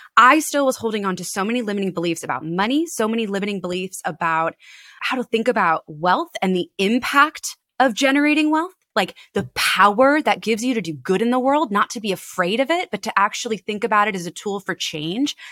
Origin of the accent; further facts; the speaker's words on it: Annapolis, Maryland, United States; my hometown of Annapolis